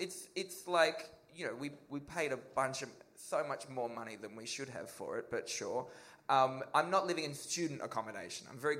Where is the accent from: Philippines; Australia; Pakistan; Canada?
Australia; moved away; I'm from Australia